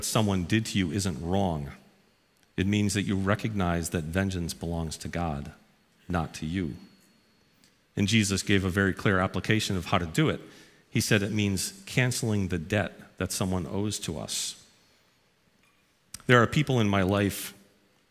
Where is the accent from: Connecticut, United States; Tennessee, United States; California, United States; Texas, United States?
Connecticut, United States; New Haven; I grew up in New Haven, Connecticut, right down the road.